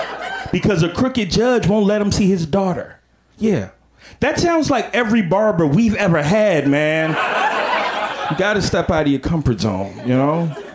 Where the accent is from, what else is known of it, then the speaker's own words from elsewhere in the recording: Chicago, Illinois, United States; also born or lived in Atlanta; And I'm from the Midwest. I'm from Chicago